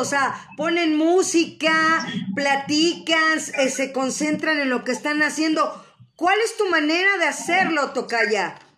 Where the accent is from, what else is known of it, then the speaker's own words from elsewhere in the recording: Mexico; así somos luego los mexicanos